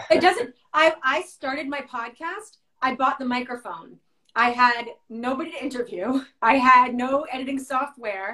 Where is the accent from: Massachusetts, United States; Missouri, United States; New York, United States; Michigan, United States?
New York, United States; Westchester; my hometown